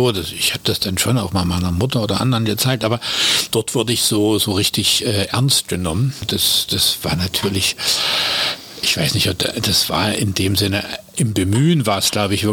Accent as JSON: {"language": "German", "town": "Dresden", "region": "Saxony", "country": "Germany", "tie": "born or raised there", "said": "Ich bin in Dresden geboren und äh, da eben auch zur Schule gegangen."}